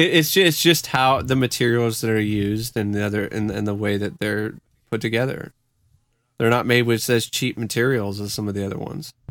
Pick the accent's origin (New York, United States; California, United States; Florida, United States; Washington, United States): Washington, United States; Vancouver; Vancouver, Washington